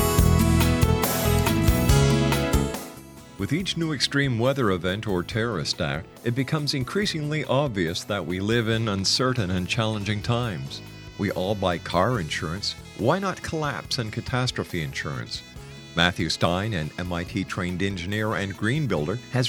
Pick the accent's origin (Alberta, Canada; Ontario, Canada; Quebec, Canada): Quebec, Canada; Montreal; moved away; I'm from Montreal originally